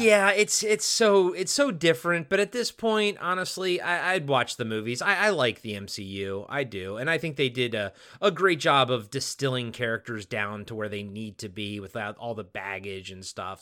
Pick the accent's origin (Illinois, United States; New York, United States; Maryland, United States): Maryland, United States; I grew up in Maryland, so we were a, an Orioles household